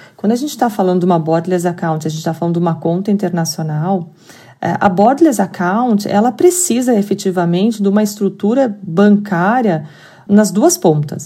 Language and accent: Portuguese; Curitiba, Paraná, Brazil; accent: curitibano; vocês estão ouvindo muito bem o meu sotaque curitibano aqui